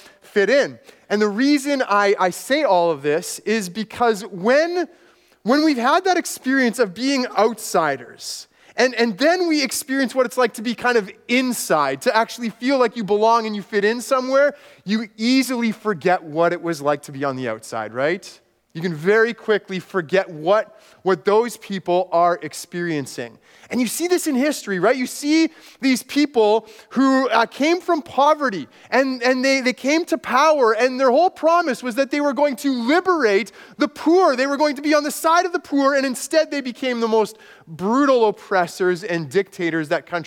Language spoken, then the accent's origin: English; Manitoba, Canada; also born or lived in Texas / Guatemala; When I was growing up in a small, rural Manitoba town